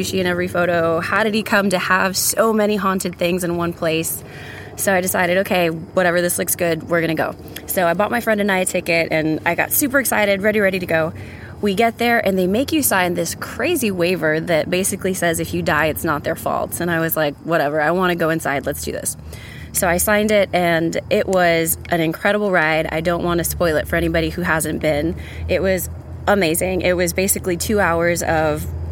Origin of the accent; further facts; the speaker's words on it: San Antonio, Texas, United States; now in Austin, United States; I'm originally from San Antonio, Texas